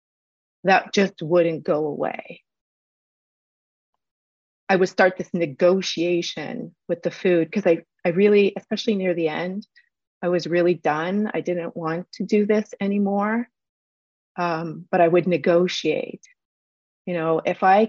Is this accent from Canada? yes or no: yes; Canada; also born or lived in Port Hope, Ontario; I may speak French, but I also am Canadian. We tend to speak fast